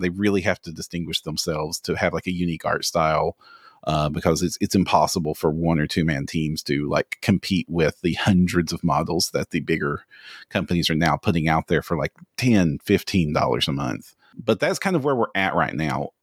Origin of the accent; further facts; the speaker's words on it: Kentucky, United States; if you can tell from the accent, I'm from Kentucky